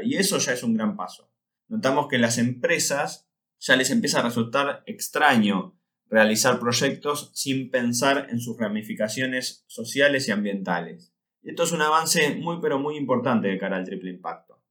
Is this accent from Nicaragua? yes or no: no; Argentina; Los argentinos debemos